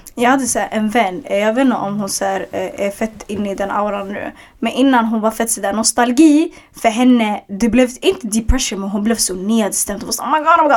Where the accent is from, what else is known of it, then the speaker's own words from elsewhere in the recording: Stockholm, Stockholm County, Sweden; En förort jag växte upp i, Hagsätra, det är en förort i södra Stockholm